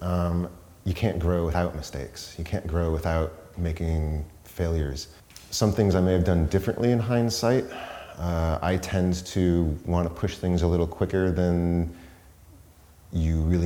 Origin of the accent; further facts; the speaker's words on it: Boston, Massachusetts, United States; moved away as an adult; also born or lived in Amherst, Massachusetts / Portsmouth, New Hampshire; now in San Francisco, United States; I was born and raised around Boston